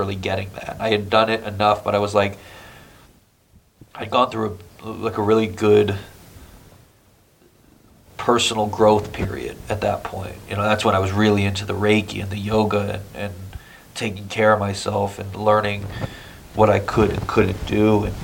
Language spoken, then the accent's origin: English; Connecticut, United States; moved away as an adult; now in New York City, United States; I grew up in Connecticut, right outside New York